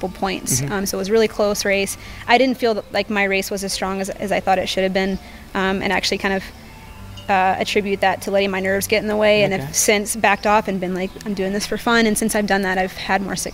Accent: North Carolina, United States; now in Boulder, United States; Where I grew up in North Carolina, my house actually backed up to some mountain biking trails

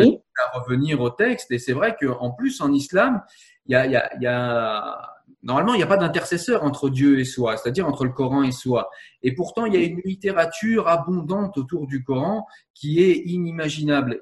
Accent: France; Je suis français

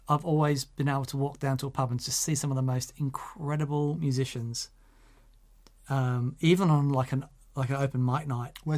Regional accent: Australia; I'm Australian.

